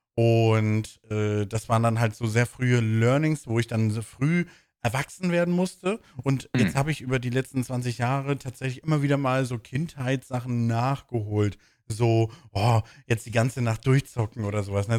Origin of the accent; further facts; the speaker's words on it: Bremen, Germany; moved away; in der Heimat, wo ich herkomme, in Bremen